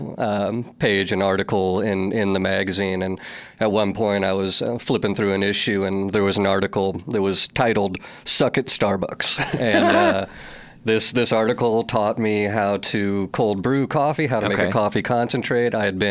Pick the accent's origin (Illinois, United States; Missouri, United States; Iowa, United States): Missouri, United States; Columbia; moved away as an adult; now in New York City, United States; I would consider Missouri my home state. Wasn't born there, but spent the majority of my childhood in Columbia, Missouri, where the University of Missouri is from, and so grew up there